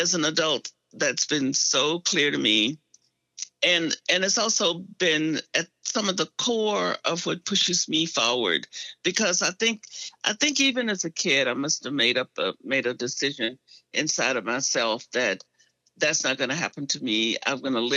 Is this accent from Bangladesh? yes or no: no; Arkansas, United States; now in Atlanta, United States; I grew up in Arkansas, in segregated Arkansas